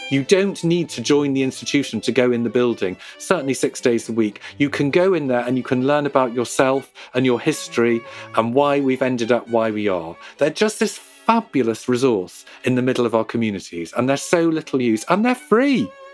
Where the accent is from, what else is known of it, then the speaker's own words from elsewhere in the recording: Liverpool, North West England, United Kingdom; I grew up in Liverpool